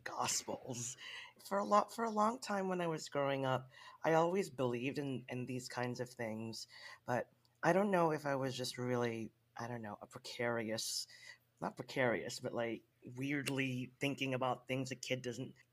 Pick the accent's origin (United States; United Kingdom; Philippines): Philippines; being a Filipino